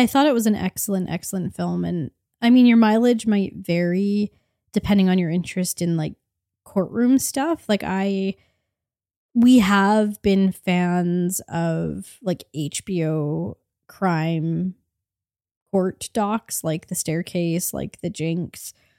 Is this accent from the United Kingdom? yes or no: no; Canada